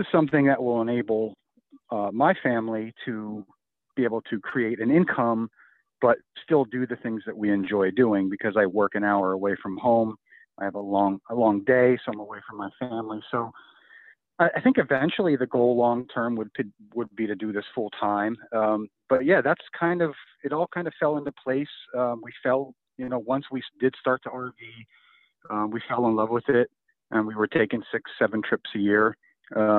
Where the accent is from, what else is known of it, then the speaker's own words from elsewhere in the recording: Pennsylvania, United States; I'm from Pennsylvania originally. I still live in Pennsylvania, work in Pennsylvania